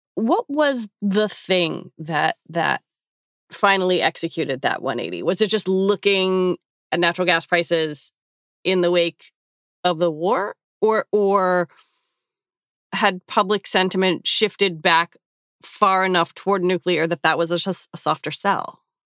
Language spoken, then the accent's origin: English; United States; I'm an American, I'm forty-six